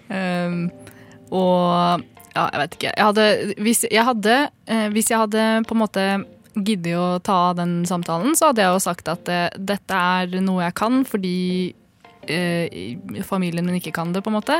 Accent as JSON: {"language": "Norwegian", "town": "Gjøvik", "region": "Innlandet", "country": "Norway", "tie": "born or raised there", "said": "Jeg er født og oppvokst på Gjøvik"}